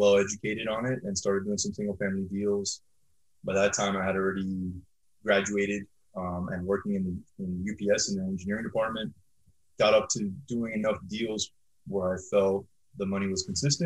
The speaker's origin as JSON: {"language": "English", "town": "Miami", "region": "Florida", "country": "United States", "tie": "born or raised there", "said": "I'm born and raised in Miami, Florida"}